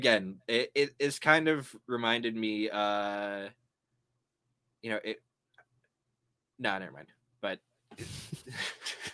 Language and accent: English; Canada; accent: Canadian; my Canadian accent